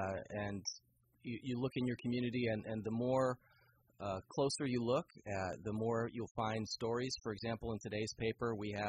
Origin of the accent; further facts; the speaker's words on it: Santa Rosa, California, United States; I grew up around here. I grew up in Santa Rosa, went to high school, Cardinal Newman High School